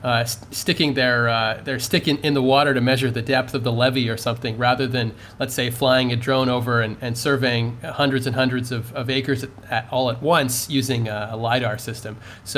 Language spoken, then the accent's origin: English; Canada; in my home country of Canada.